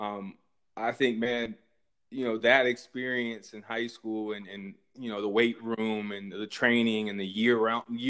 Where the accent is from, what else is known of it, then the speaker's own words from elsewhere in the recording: Columbus, Ohio, United States; also born or lived in Germany / Pickerington, Ohio; growing up in Columbus, watching the Buckeyes as a kid